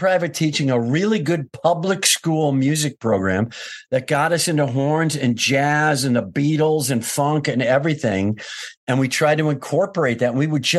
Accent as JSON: {"language": "English", "town": "Kenosha", "region": "Wisconsin", "country": "United States", "tie": "born or raised there", "moved": "yes", "lives_now": "Los Angeles, United States", "said": "I'm from Wisconsin."}